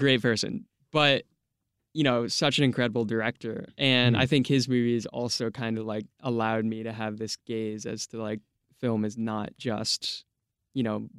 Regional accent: United States; Always growing up in America.

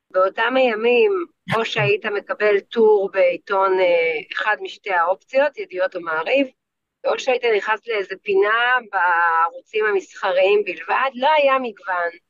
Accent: Tel Aviv, Tel Aviv District, Israel; אני דתייה, כן. גדלתי mm-hmm. כזה בתל אביב, תיכון דתי, כיתות רק של בנות, בני עקיבא

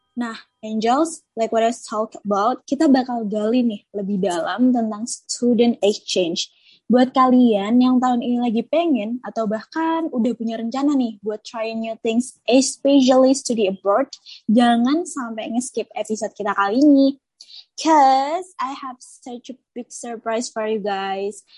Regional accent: Java, Indonesia; kita sama-sama orang Jawa

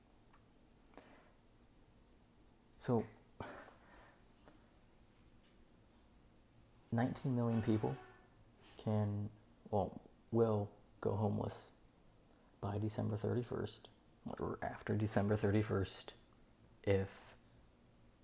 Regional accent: West Virginia, United States; now in Naples, United States; I come from West Virginia. It's a very, very poor state.

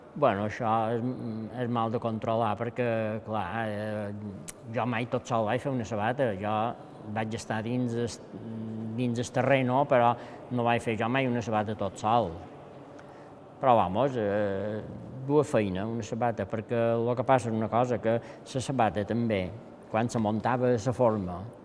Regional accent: Campanet, Balearic Islands, Spain; Vaig néixer a Campanet

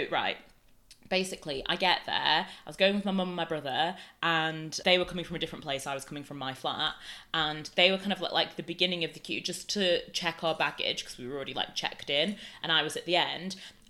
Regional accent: Canada; born there; moved away; I was born in Canada, but I don't have the passport because basically when I moved, I never got one.

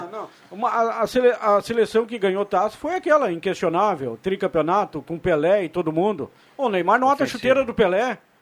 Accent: Brazil; Eu sou brasileiro

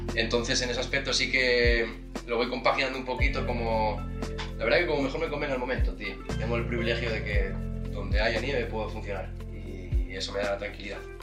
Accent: Asturias, Spain; moved away; yo soy de Asturias, no nací en, en Whistler

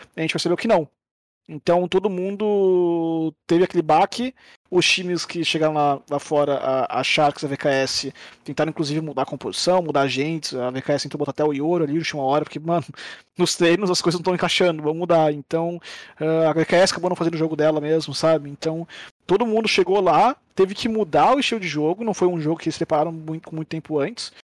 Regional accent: Brazil; nós, como brasileiros

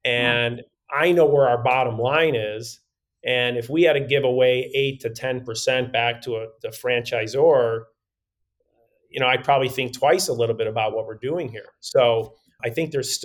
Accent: Chicago, Illinois, United States; I grew up in Chicago

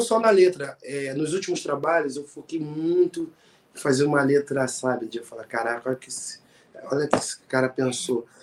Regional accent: Rio de Janeiro, Brazil; A … é uma cantora lá do meu bairro, de Marechal Hermes

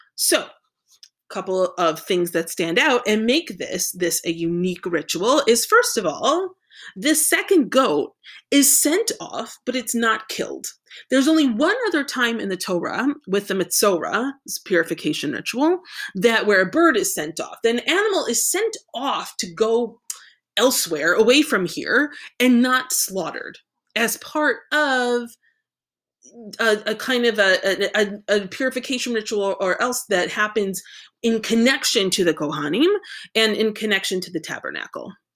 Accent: United States

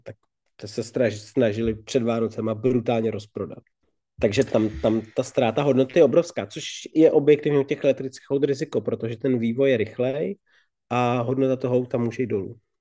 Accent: Bohemia, Czechia; vyrostl jsem v Čechách

